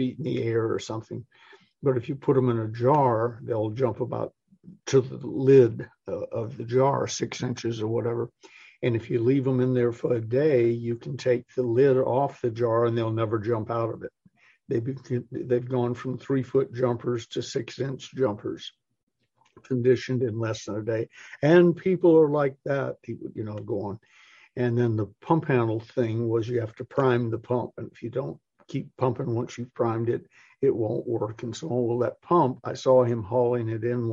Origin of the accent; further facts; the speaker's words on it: Atlanta, Georgia, United States; also born or lived in Massachusetts / California; I was born in Massachusetts, spent part of my life in California, and then sort of grew up in Atlanta